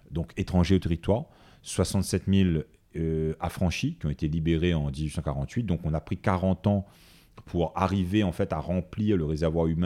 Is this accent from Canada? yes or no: no; Réunion, France; d'origine malgache, euh, d'origine comorienne, euh, d'origine euh, indienne, mais la base c'est qu'on est réunionnais.